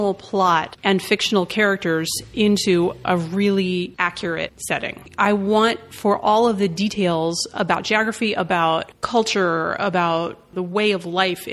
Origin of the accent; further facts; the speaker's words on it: Washington, District of Columbia, United States; I'm from D.C.